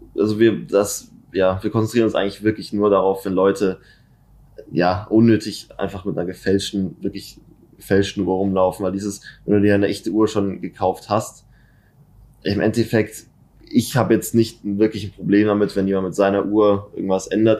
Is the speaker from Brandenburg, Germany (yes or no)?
no; Munich, Bavaria, Germany; ich bin in München geboren und wohne auch schon seit immer in München